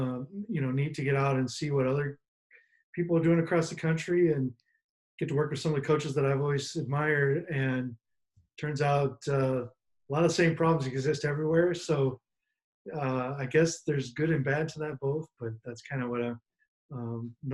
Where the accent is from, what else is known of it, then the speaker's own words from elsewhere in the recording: Des Moines, Iowa, United States; I'm from Des Moines, Iowa